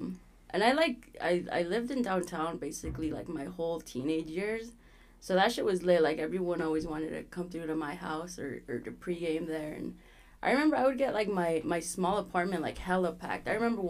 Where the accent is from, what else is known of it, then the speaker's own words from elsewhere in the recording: Utah, United States; also born or lived in Los Angeles; I'm from Utah, but yeah. I was born in LA.